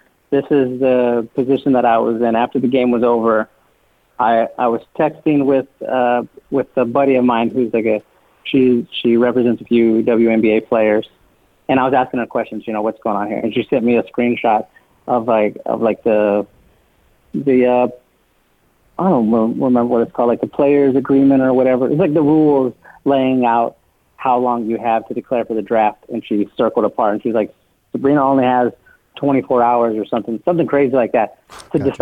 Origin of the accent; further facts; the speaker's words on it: San Antonio, Texas, United States; growing up in San Antonio, watching the Spurs for so long